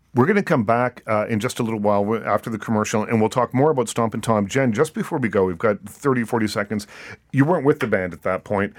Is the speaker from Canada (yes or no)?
yes; East Coast, Canada; moved away; I'm from the East Coast